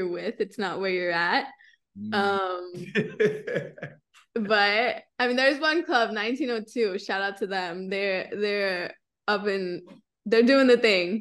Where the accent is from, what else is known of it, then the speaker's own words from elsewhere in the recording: the Valley, Texas, United States; also born or lived in San Antonio; I grew up in the Valley